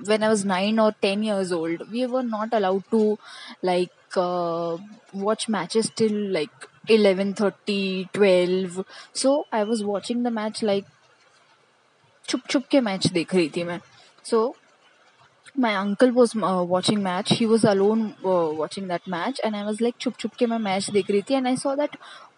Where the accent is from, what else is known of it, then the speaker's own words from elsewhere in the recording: Maharashtra, India; I am from Maharashtra, so since everybody around me was like following Mumbai Indians